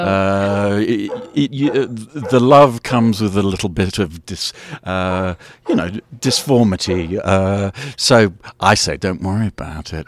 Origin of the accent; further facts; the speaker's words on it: England, United Kingdom; also born or lived in United States; I'm from England